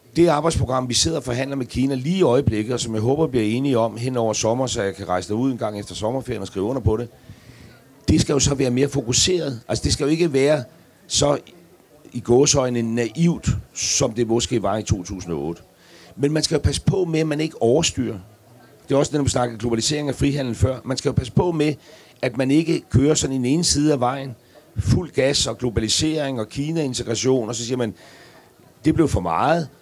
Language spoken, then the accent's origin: Danish; Græsted, Capital Region of Denmark, Denmark; fra Græsted